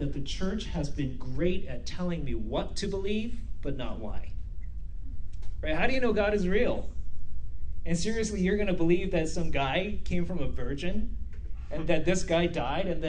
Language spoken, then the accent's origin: English; South Korea; also born or lived in Vancouver, Canada / Abbotsford, Canada; now in Spruce Grove, Canada; Where I come from South Korea